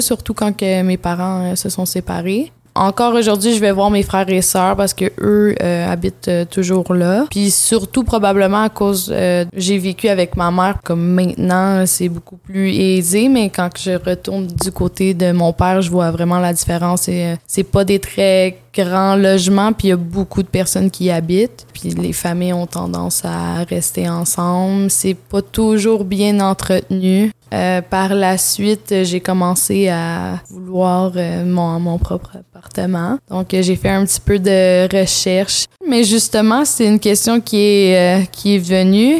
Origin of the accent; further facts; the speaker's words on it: North Shore of Montreal, Quebec, Canada; also born or lived in Vancouver, Canada; je suis née à Vancouver, mais euh, mon père euh, est né sur une réserve autochtone qui s'appelle Kiliganzibi. C'est au Québec, mais c'est très près d'Ottawa. comme je suis, j'ai habité sur la rive nord de Montréal